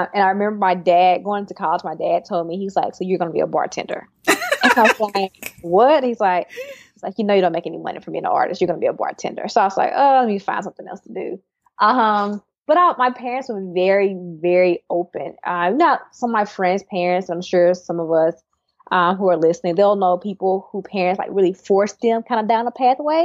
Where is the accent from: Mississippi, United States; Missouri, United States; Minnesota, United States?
Mississippi, United States; Terry; moved away as an adult; also born or lived in Silicon Valley; now in Austin, United States; I'm from Mississippi, from Terry, Mississippi, very small town